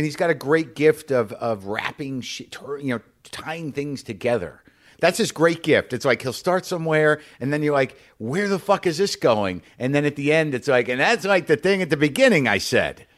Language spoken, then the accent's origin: English; New Mexico, United States; we grew up in New Mexico